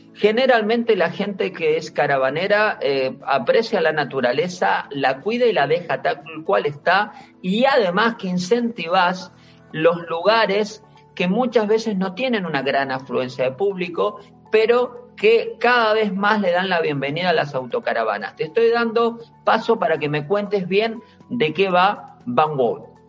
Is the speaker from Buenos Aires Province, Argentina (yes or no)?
yes; Bahía Blanca, Buenos Aires Province, Argentina; also born or lived in Andalusia, Spain; now in Spain; mi ciudad natal, en Bahía Blanca, en Argentina, en toda la provincia de Buenos Aires